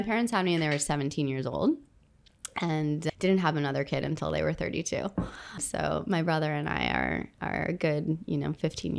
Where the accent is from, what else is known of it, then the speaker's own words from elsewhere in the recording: Jeddah, Makkah Province, Saudi Arabia; moved away; I grew up in Saudi Arabia, in Jeddah to be precise, on the coast of the Red Sea. My dad was working there as an aircraft mechanic, and I spent a decade of my life out there.